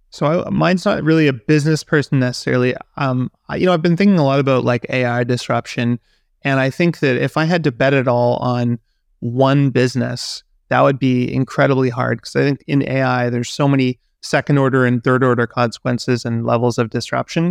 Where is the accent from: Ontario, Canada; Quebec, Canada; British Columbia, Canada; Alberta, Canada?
British Columbia, Canada; Vancouver; moved away; in my hometown